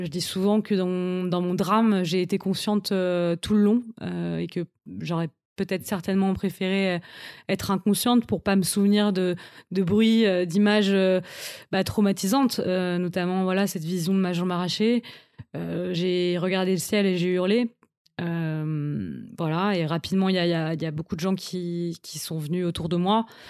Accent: Paris, Île-de-France, France; Je suis une Parisienne depuis toujours. J'ai grandi à Paris, j'ai fait toutes mes études à Paris.

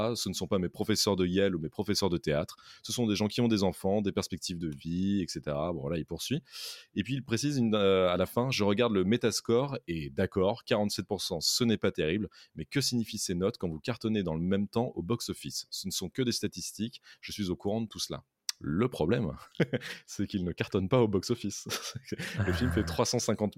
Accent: France; chez nous, en France

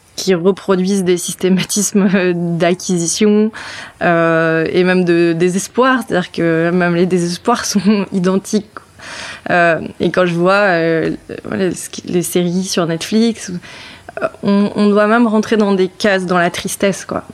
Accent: Brittany, France; moved away; je suis bretonne

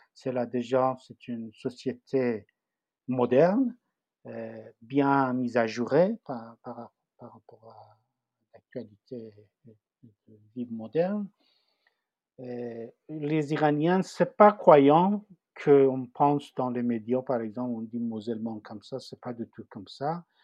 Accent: Tehran, Tehran Province, Iran; French is a second language; moved away as an adult; also born or lived in Paris, France; now in France; Je viens de Téhéran, la capitale d'Iran

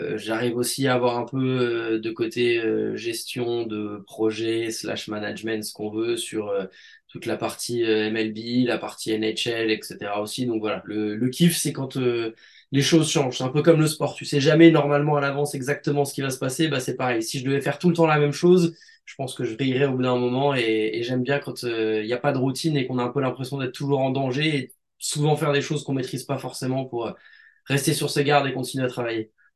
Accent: Grenoble, Auvergne-Rhône-Alpes, France; je suis originaire de Grenoble

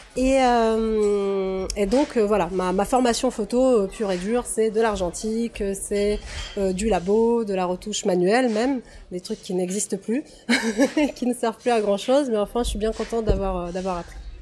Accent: Russia; now in France; je suis née en Russie soviétique, j'ai grandi en Russie post-soviétique

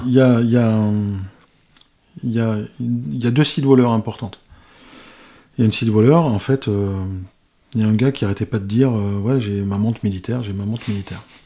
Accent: Spain; je suis espagnol

